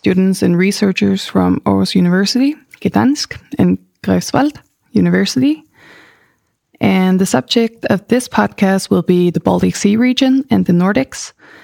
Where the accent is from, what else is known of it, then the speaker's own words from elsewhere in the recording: Faroe Islands; moved away as an adult; now in Denmark; I am from the Faroe Islands